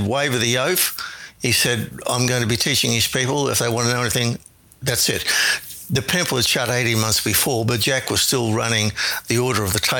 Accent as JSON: {"language": "English", "town": "Brisbane", "region": "Queensland", "country": "Australia", "tie": "born or raised there", "also_born_or_lived": "Wellington, New Zealand", "moved": "as an adult", "said": "I was born in Brisbane in 1948 in Queensland, Australia."}